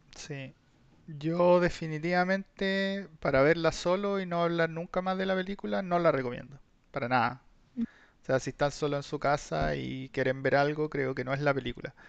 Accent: Chile; nosotros que somos chilenos, fuimos criados en Chile

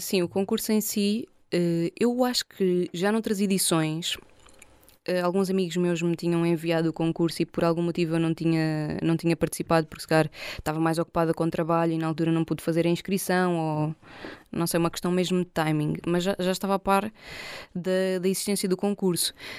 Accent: Portugal; sou portuguesa

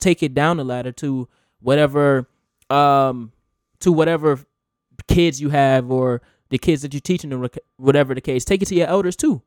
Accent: United States; we just happen to be born in America.

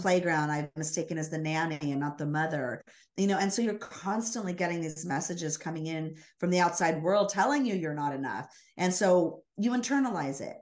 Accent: Los Angeles, California, United States; I was born down in Los Angeles.

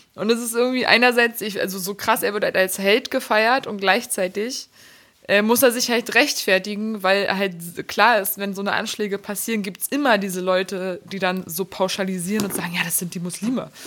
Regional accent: Berlin, Germany; ich bin ja gebürtige Berlinerin.

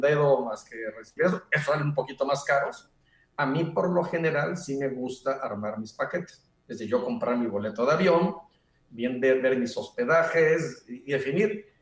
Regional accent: Mexico; moved away; como mexicano

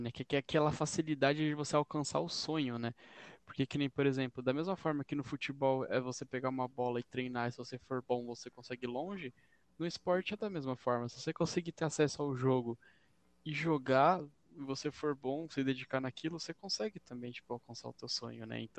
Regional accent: Brazil; A gente é brasileiro, né?

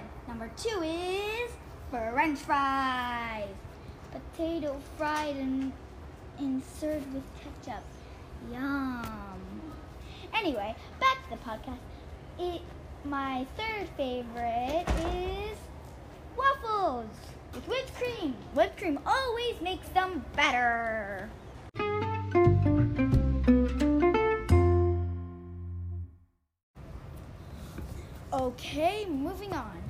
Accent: Venezuela; moved away; I come from Venezuela

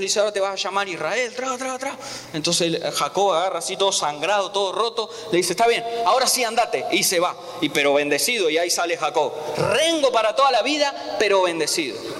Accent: Argentina; moved away

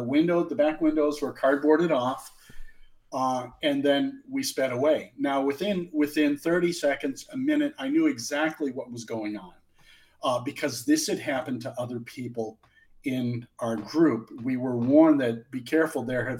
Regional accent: Omaha, Nebraska, United States; born there; I was born in Omaha in 1963.

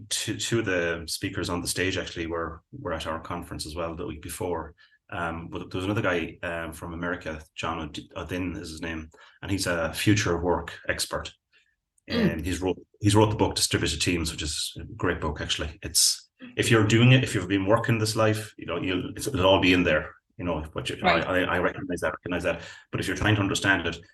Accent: Belmullet, Connacht, Ireland; my hometown, which is Balmullet, which is way out on the West Coast

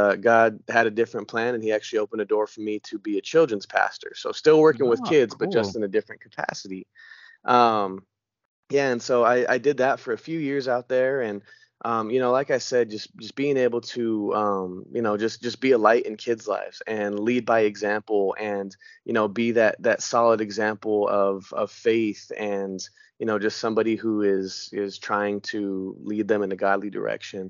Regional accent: Denver, Colorado, United States; now in Franklin, United States; I live in Franklin, Tennessee right now, but I am actually originally from Denver, Colorado. I was born and raised there.

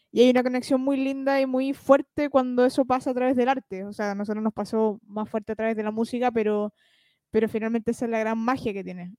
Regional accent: Chile; como chilenos

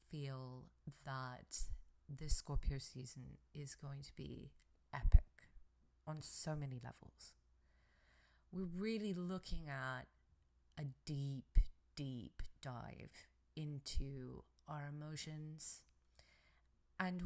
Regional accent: England, United Kingdom; now in United States; I am originally from England, and I'm in America.

